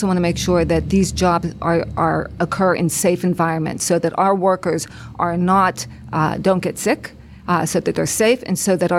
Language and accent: English; Beaver County, Pennsylvania, United States; I grew up in Beaver County. I graduated from Freedom High School. I've lived specifically in the 15th District for 31 years.